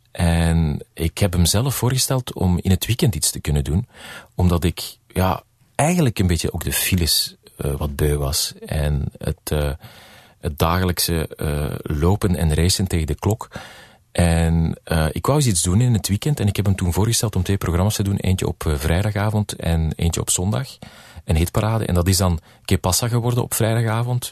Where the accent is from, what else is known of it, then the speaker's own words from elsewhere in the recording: Belgium; moved away as an adult; now in United States; als Belg